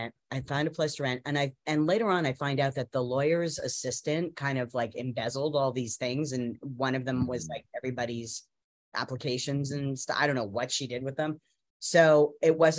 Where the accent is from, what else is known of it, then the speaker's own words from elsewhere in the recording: Canada; also born or lived in Winnipeg, Manitoba / Vancouver, British Columbia; now in Los Angeles, United States; I grew up in Winnipeg and Vancouver